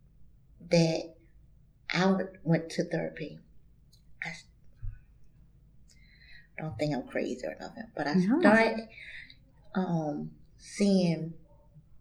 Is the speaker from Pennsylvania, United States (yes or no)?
yes; Philadelphia, Pennsylvania, United States; moved away; also born or lived in the South; I'm originally from Philadelphia